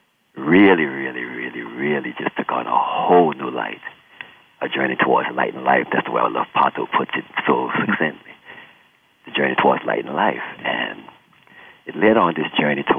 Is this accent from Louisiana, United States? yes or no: yes; New Orleans, Louisiana, United States; Being born and raised in New Orleans, you know, of course, a musical city, musical family